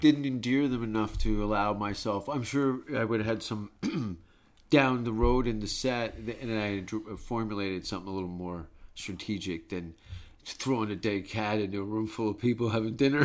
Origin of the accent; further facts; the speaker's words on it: Hamilton, Ontario, Canada; moved away; I was born in Hamilton, Canada